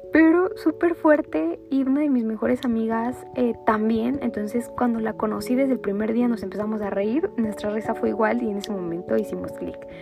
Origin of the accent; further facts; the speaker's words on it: Mexico City, Mexico; nací en el Estado de México. Mis primeros 7 años de vida, casi 8. Y después nos mudamos para Ciudad de México